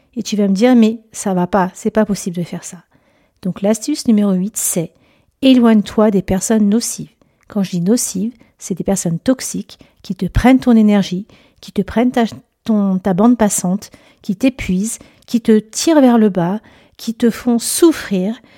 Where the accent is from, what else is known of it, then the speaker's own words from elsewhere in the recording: Lyon, Auvergne-Rhône-Alpes, France; now in Chambéry, France; je suis native de Lyon